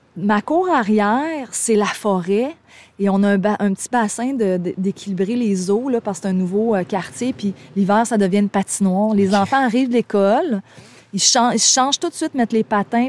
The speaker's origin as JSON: {"language": "French", "area": "Gaspésie", "region": "Quebec", "country": "Canada", "said": "je viens de la Gaspésie, c'est mes racines"}